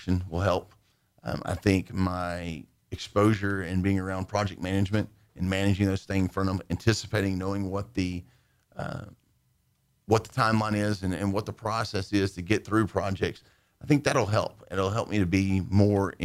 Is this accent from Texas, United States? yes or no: yes; Dickinson, Texas, United States; also born or lived in Nederland, Texas / Nacogdoches, Texas; Dad worked in refineries, moved around, ended up in Dickinson, Texas